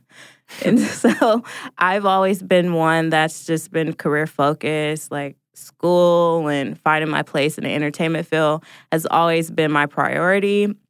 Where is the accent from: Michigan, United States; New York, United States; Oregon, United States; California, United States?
Oregon, United States; Portland; now in Atlanta, United States; I'm originally from Portland, Oregon, and live in Atlanta, Georgia.